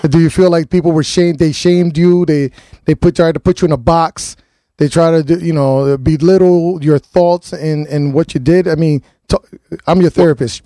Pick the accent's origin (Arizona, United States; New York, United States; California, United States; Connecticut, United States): Connecticut, United States; New Haven; I'm born and raised in New Haven